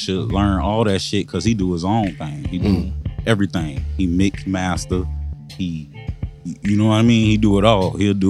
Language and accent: English; Melbourne, Florida, United States; I'm from Brevard, Melbourne, Florida